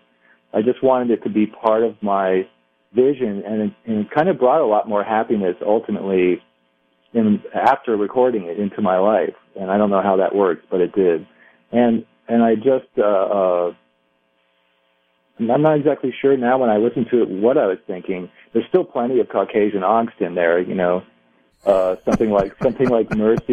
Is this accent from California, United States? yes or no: yes; Southern California, United States; I'm from Southern California